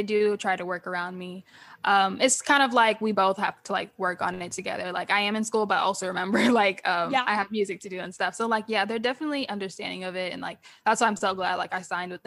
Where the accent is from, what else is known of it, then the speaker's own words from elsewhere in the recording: Nashville, Tennessee, United States; moved away as an adult; also born or lived in Los Angeles; now in Memphis, United States; my hometown is Nashville